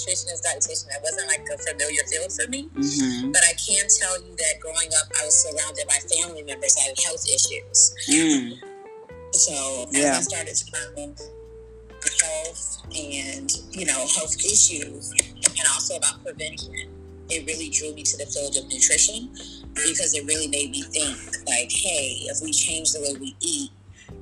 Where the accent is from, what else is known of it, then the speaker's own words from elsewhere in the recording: Miami, Florida, United States; growing up in Liberty City, we did not have a grocery store located in my house.